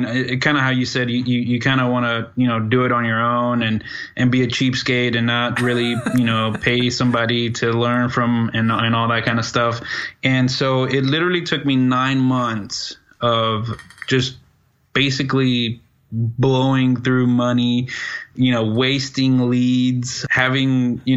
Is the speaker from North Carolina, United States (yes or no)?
no; Dallas, Texas, United States; I'm from Dallas, Texas